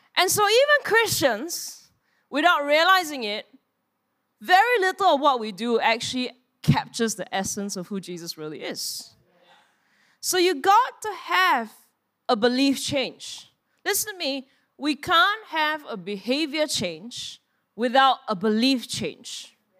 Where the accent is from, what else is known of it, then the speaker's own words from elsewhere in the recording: Singapore; we are Singaporean